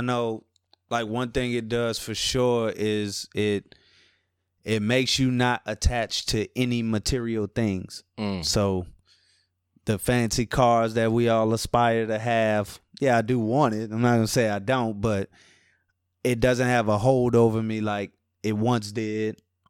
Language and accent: English; New Orleans, Louisiana, United States; Yeah, that's right, man. From New Orleans, Louisiana, Ninth Ward to be exact. You know, I've been back and forth here to New Orleans and, I'm like Cali's adopted kid, man.